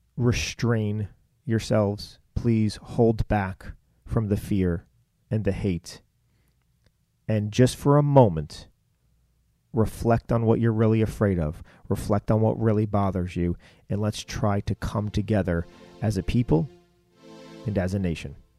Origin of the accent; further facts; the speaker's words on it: United States; raised in this country